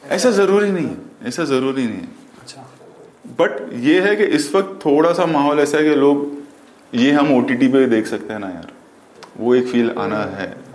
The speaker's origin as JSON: {"language": "Hindi", "town": "Mumbai", "region": "Maharashtra", "country": "India", "tie": "born or raised there"}